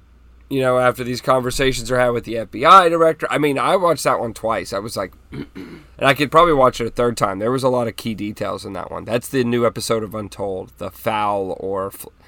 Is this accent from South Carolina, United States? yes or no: no; Texas, United States; now in Florida, United States; No, I was born in Texas.